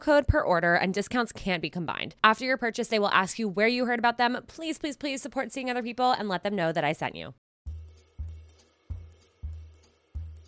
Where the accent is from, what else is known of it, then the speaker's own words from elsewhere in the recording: Westchester, New York, United States; my hometown in Westchester, New York. We grew up together.